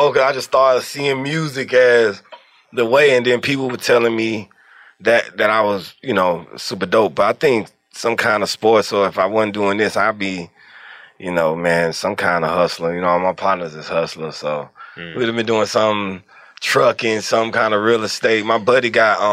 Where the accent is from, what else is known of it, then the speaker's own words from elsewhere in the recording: Atlanta, Georgia, United States; also born or lived in Forest Park, Georgia / Stone Mountain, Georgia / Decatur, Georgia; I feel like I'm an Atlanta baby